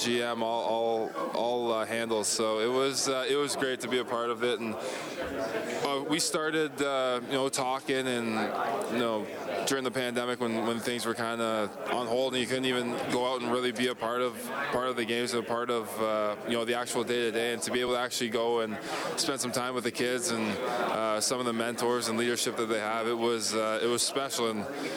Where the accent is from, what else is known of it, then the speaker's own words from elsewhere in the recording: Hamilton, Ontario, Canada; now in Edmonton, Canada; I grew up in Hamilton, a very, very diverse community